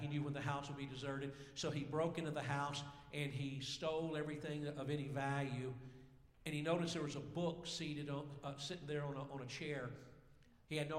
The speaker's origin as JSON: {"language": "English", "region": "Georgia", "country": "United States", "said": "I'm actually from Georgia."}